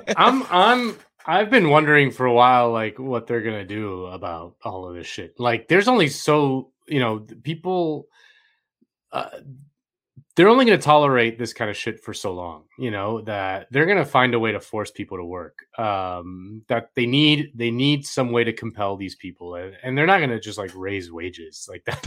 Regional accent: Florida, United States; I'm from Florida

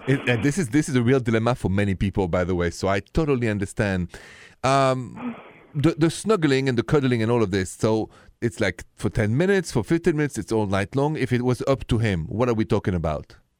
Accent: France; accent: French; My accent is French.

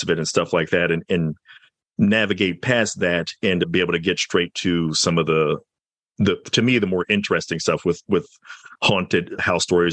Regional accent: the South, United States; I'm from the South

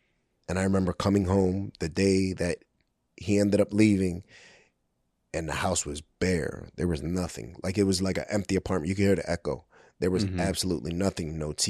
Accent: Brooklyn, New York, United States; So, I was born in 1980 in Brooklyn, New York, the Williamsburg area, the South Side, which at that time was Kensington before Kensington. It was an open air drug market.

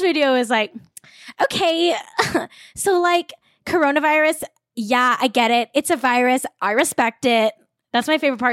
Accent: Manhattan Beach, California, United States; I grew up in Manhattan Beach, very wealthy town, like upper middle class my whole life.

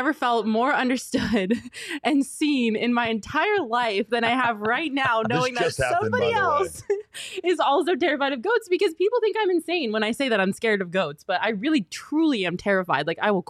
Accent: Colorado, United States; So I'm from Colorado.

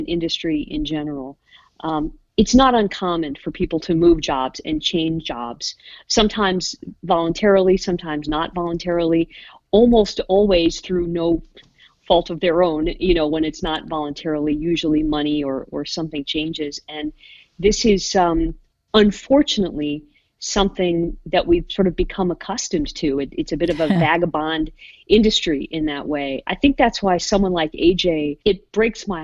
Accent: Ohio, United States; moved away as an adult; also born or lived in Seattle, United States / California, United States / Savannah, United States; I'm originally from Ohio

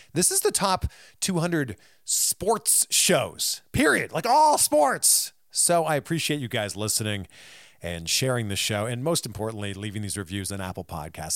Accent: Canada; I'm from Canada.

